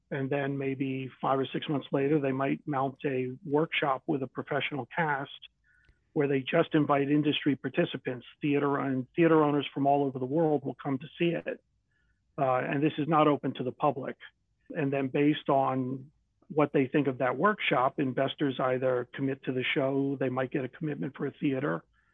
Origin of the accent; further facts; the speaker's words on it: Washington, District of Columbia, United States; So I grew up in Washington, D.C., in a family of seven children in the Chevy Chase Circle area. And we attended all the local schools, Gonzaga, St. John's, Georgetown Prep, Woodrow Wilson, Alice Steele.